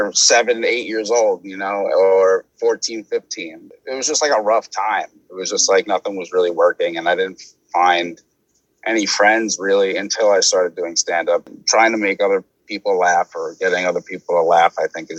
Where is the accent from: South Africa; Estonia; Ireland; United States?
United States; New York City, New York; I'm from Staten Island